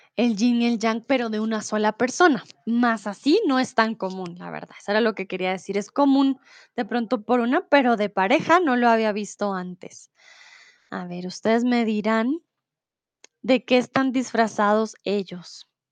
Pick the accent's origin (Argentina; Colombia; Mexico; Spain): Colombia; Bogotá; now in Germany; yo soy de Colombia, de Bogotá